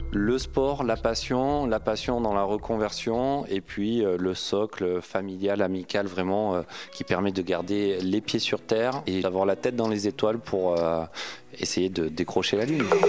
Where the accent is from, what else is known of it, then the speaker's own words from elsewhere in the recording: Aubagne, Provence-Alpes-Côte d'Azur, France; accent: southern; C'était euh, à Aubagne, à côté de Marseille, le pays de Marcel Pagnol. Donc euh, d'où cet accent apparemment, la garrigue et la bonne nourriture du sud.